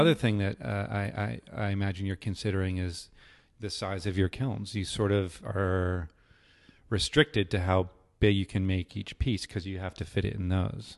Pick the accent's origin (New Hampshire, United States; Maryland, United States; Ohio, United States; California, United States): New Hampshire, United States; I grew up in the Northeast, in New Hampshire